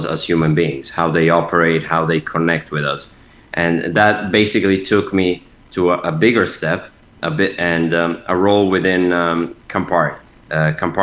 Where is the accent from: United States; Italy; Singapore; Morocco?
Italy; Milan, Lombardy; moved away as an adult; also born or lived in United Kingdom / France; I'm Italian, born and raised in Milan on the north, and lived there until at the age of 18.